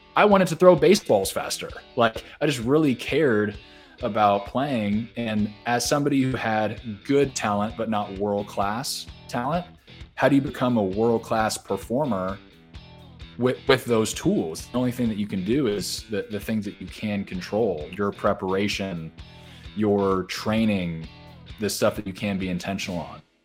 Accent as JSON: {"language": "English", "area": "Orange County", "region": "Southern California", "country": "United States", "tie": "born or raised there", "moved": "as an adult", "lives_now": "Nashville, United States", "said": "I grew up in Southern California. So, grew up in Orange County"}